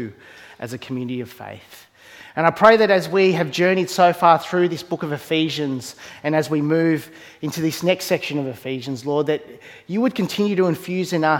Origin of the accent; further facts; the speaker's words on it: Australia; I was born here in Australia. And I've always wrestled for a lot of my life with this tension of growing up in a predominantly Eastern background home